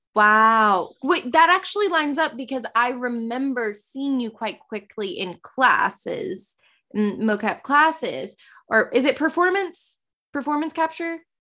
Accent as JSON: {"language": "English", "region": "the South", "country": "United States", "accent": "Southern", "said": "my Southern accent"}